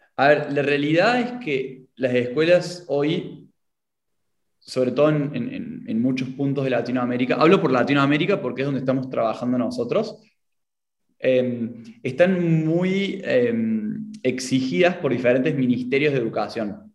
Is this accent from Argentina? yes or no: yes; Córdoba, Argentina; accent: Cordobés; tengo la identidad marcada en mi acento, soy de Argentina, de Córdoba